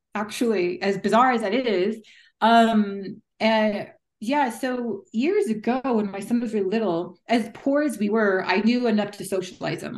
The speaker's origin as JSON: {"language": "English", "country": "United States", "also_born_or_lived": "United Kingdom", "moved": "yes", "said": "as an American"}